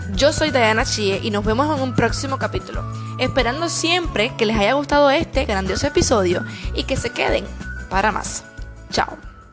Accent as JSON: {"language": "Spanish", "country": "Cuba", "said": "Esa es una frase que decimos en mi país"}